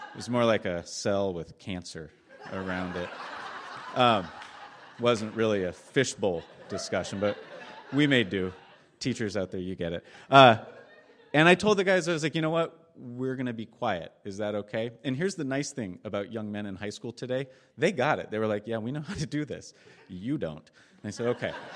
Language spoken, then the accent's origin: English; Eugene, Oregon, United States; I'm from Eugene.